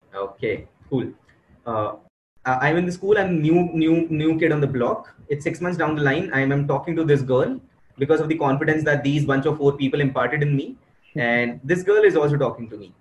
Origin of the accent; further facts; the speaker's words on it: Delhi, India; I am from Delhi, and I enjoyed my school life thoroughly.